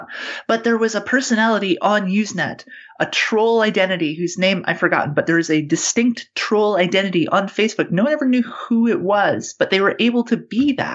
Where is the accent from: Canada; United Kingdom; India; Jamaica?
Canada; now in New Zealand; Free speech, as I grew up with it in Canada